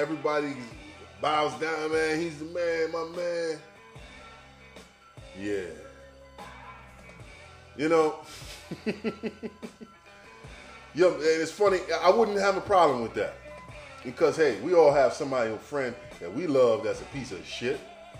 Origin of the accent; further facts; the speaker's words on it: New York City, New York, United States; I come from South Jamaica. I mean, I come from South Hawks Squares